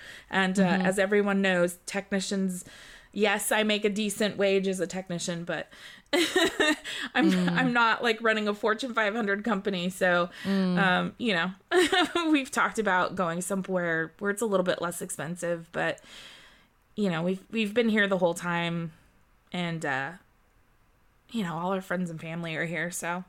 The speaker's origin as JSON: {"language": "English", "region": "California", "country": "United States", "tie": "born or raised there", "also_born_or_lived": "Germany", "said": "So I was born in Germany and then I moved here when I was 4 years old and here being California."}